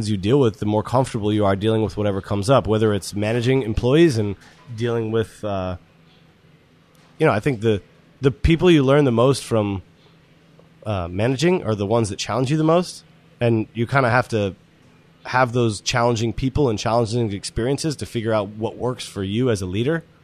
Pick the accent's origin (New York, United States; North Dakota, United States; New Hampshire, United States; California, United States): New Hampshire, United States; I'm from New Hampshire.